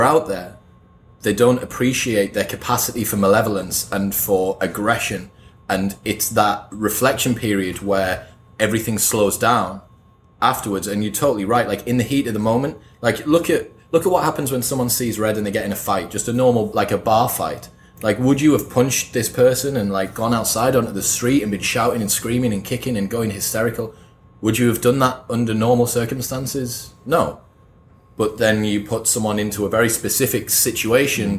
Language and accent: English; United Kingdom; as a Brit